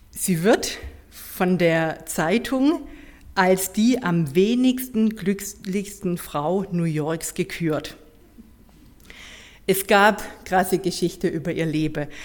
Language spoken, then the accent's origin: German; Heilbronn, Baden-Württemberg, Germany; Ursprünglich komme ich aus dem Hoherloge, so kurz vor Heilbronn. Da bin ich auch geboren in Heilbronn